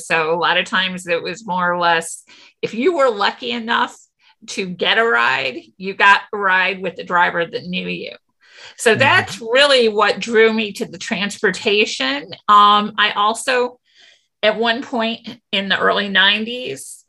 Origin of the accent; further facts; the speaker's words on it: St. Louis, Missouri, United States; we're from St. Louis, but a lot of us are from suburbs